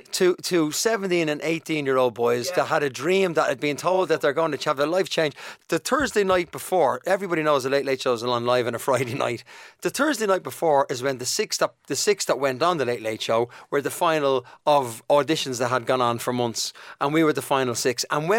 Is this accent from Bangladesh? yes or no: no; Ulster, Ireland; When you're growing up in Donegal, and, you know, my mum and dad tried their best to give us the best childhood we could ask for.